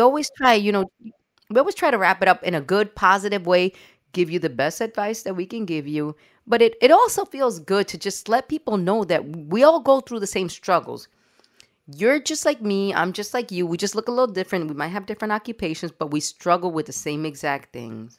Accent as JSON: {"language": "English", "town": "New York City", "region": "New York", "country": "United States", "tie": "born or raised there", "said": "My parents are Dominican. I was born and raised in New York City"}